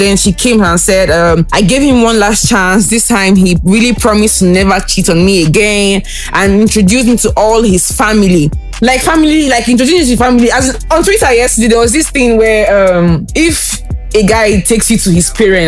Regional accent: Anambra, Nigeria; I'm from Anambra State, too

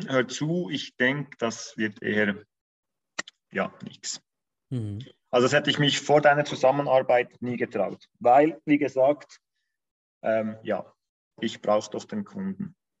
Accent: Bern, Switzerland; moved away as an adult; now in Zurich, Switzerland; wie alle wahrscheinlich unschwer hören, komme ich aus der Schweiz. ähm, bin gebürtiger Berner, ähm, also aus dem Kanton Bern, wohne aber seit über zehn Jahren in Zürich

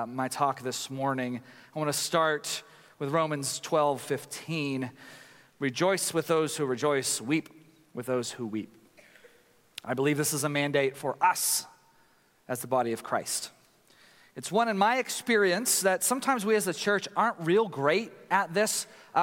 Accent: Tyler, Texas, United States; I grew up in Tyler, Texas, a place that has less than 250,000 people but has 500 churches

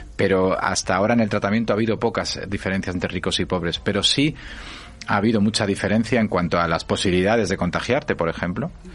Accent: a mining valley in Asturias, Spain; yo nací en un pueblo, en un valle minero asturiano

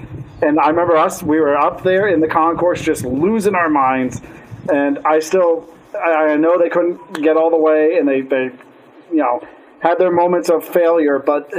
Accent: Florida, United States; now in Michigan, United States; I grew up in Florida.

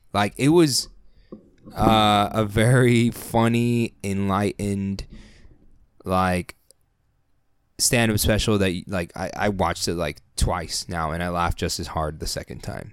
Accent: San Diego, California, United States; we're from San Diego

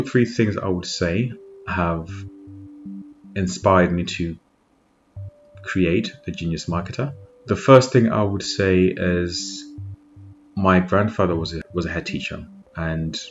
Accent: Zimbabwe; now in United Kingdom; I'm actually born and raised in Zimbabwe

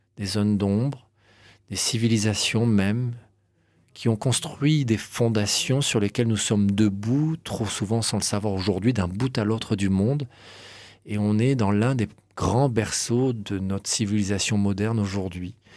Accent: Cannes, Provence-Alpes-Côte d'Azur, France; je suis né à Cannes

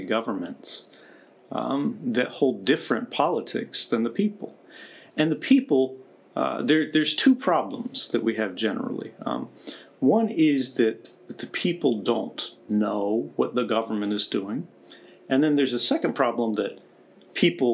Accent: United States; now in Russia

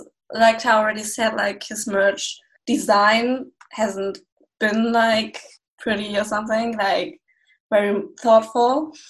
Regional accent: Germany; I'm 23 years old. I'm from Germany and I'm also a student I'm majoring in communication and media, and my minor is English.

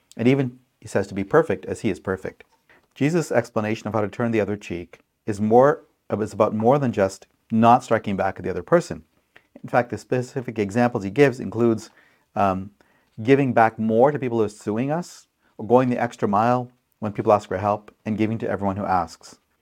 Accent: Pakistan; moved away; my country, home country of Pakistan

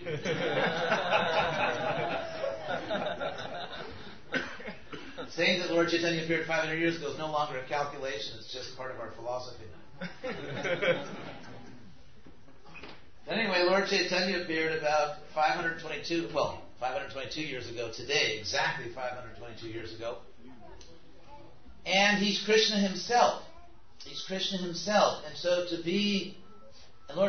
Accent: United States; also born or lived in Gainesville, Florida; as a 22-year-old American

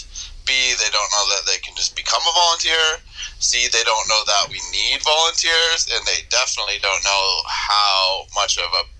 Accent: Toronto, Ontario, Canada; moved away as an adult; now in upstate New York, United States; I'm initially from Canada. I grew up in Toronto and then more recently out in Eastern Ontario

